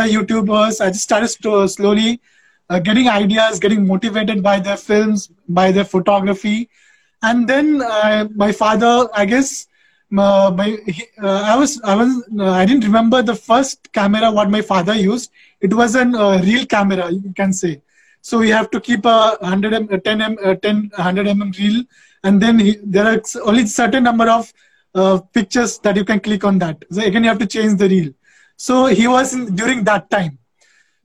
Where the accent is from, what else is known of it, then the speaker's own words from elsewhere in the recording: West Bengal, India; now in Andhra Pradesh, India; I am originally from West Bengal. I'm a Bengali guy, but I have settled in Andhra Pradesh since 17 years